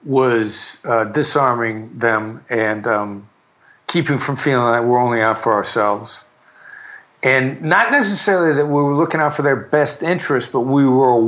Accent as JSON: {"language": "English", "region": "Iowa", "country": "United States", "tie": "born or raised there", "said": "I'm a small town boy from Iowa. I mean, people are often surprised by that based on my convoluted accent, which has bits and pieces of New York in it. Small town Iowa boy from a small high school."}